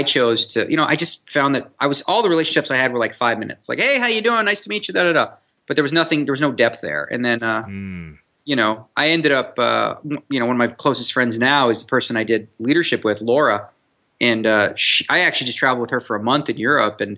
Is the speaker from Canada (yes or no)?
yes; Canada; now in Las Vegas, United States; I'm Canadian. So, you know, I played street hockey growing up